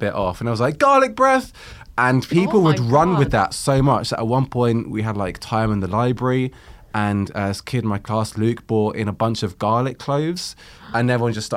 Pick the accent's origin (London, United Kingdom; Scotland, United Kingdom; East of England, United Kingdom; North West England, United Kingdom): East of England, United Kingdom; Luton; I grew up in Luton